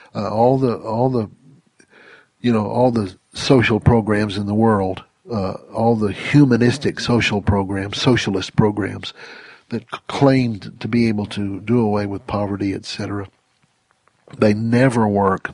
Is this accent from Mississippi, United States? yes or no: yes; Mississippi, United States; I grew up in Mississippi, just over the line